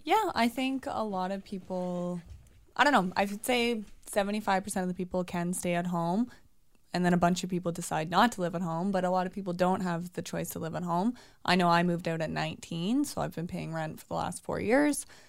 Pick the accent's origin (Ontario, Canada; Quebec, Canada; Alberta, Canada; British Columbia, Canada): Ontario, Canada; Oshawa; also born or lived in Toronto; I'm from Oshawa